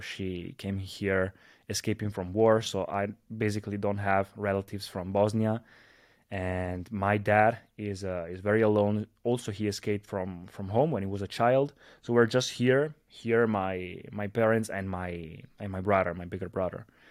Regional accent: Italy; a disco bar here in my, in my hometown here in, uh, in Italy.

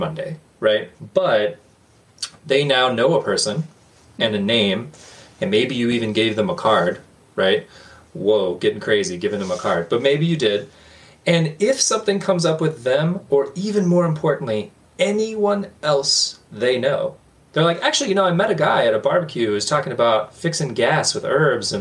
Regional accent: the South, United States; I grew up in the South

